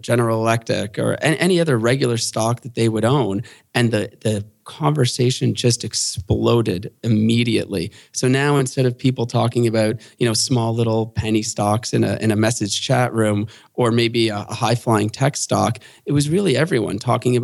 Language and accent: English; Canada; being a Canadian in the derivatives market